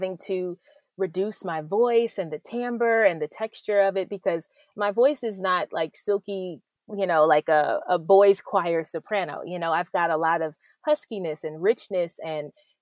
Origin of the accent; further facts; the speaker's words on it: Clayton County, Georgia, United States; I grew up in Clayton County in Georgia